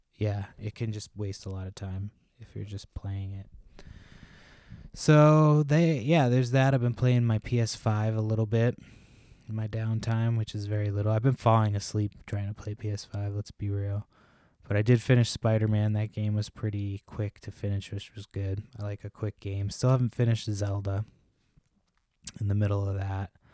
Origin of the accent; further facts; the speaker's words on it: Massachusetts, United States; moved away; also born or lived in Washington State; we moved from Washington State to Massachusetts, which is where I'm originally from